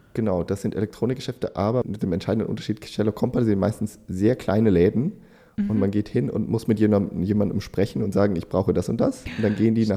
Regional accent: Germany; als Deutscher

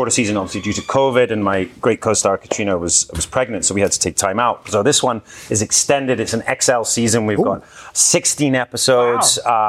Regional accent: Galloway, Scotland, United Kingdom; from the southwest of Scotland, from my hometown in Galloway.

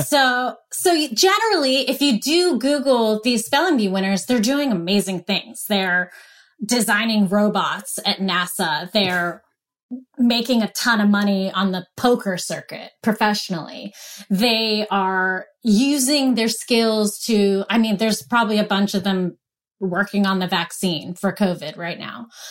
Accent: Pennsylvania, United States; moved away; went back home to Pennsylvania

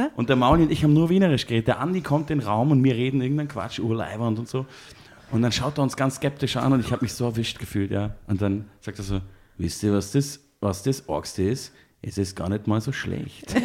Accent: Munich, Bavaria, Germany; ich komme ja nicht aus Berlin, ich bin ja Münchner

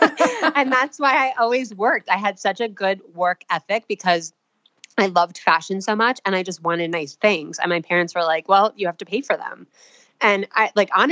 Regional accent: New York, United States; I am originally from New York. My parents and I, we lived about 20 minutes outside of the city. So I grew up loving New York City

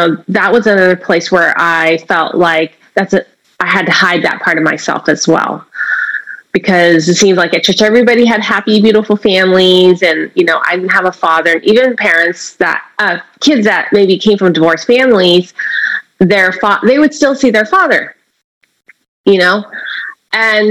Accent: San Francisco, California, United States; I was born in San Francisco, Chinatown. My mother was a mail order bride from Hong Kong, and my father was a busboy in a noodle shop. And here in San Francisco, I grew up

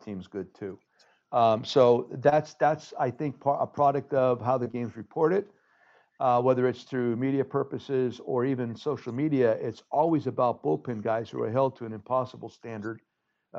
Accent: Hazleton, Pennsylvania, United States; now in Chicago, United States; Back in Hazleton, we have our own building, the Hazleton Community Center.

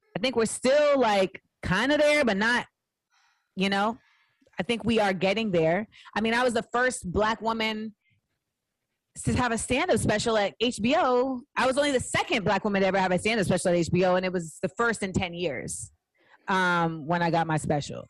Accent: Orlando, Florida, United States; moved away as an adult; also born or lived in Inglewood, California / San Fernando Valley, California / New York; I lived in LA till I was 8 mm-hmm. uh, then I moved to Orlando. So that's where I spent my like formative years mm-hmm. in Orlando until I was 18

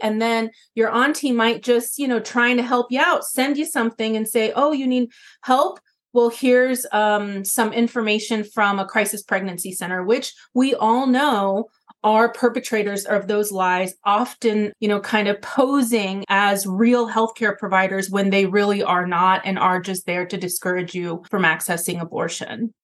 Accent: Atlanta, Georgia, United States; now in Bronx, United States; growing up in the South in Atlanta

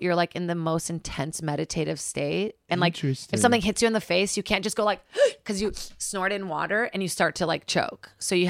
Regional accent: Brazil; moved away; I'm from Brazil, born in Rost.

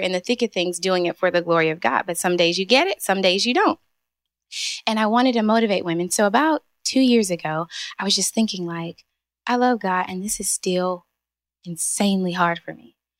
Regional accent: Eastern North Carolina, United States; moved away as an adult; also born or lived in Pennsylvania / New Jersey / New York; now in Charlotte, United States; I've lived all over. So I'm from Eastern North Carolina.

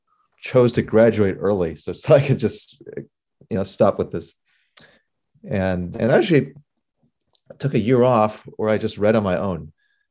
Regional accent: Palos Verdes, California, United States; Even I grew up in Palos Verdes, California.

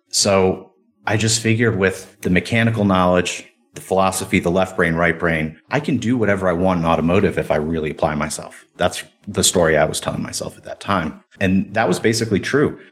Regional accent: Cleveland, Ohio, United States; I grew up in Cleveland, Ohio

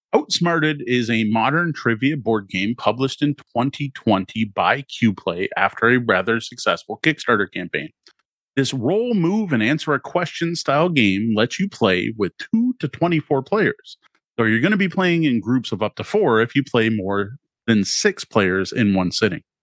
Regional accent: Canada; having grown up as a Canadian

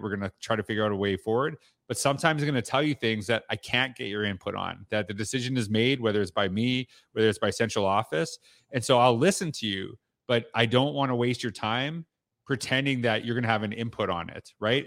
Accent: Canada; I'm from Canada

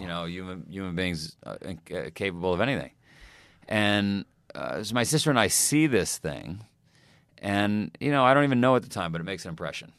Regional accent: New York City, New York, United States; I grew up in Queens

